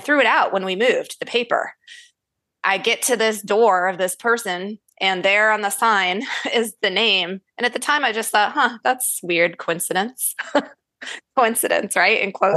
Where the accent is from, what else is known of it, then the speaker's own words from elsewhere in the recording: Syracuse, New York, United States; moved away; I was born and raised in Syracuse, New York. Okay. Which is not where I reside now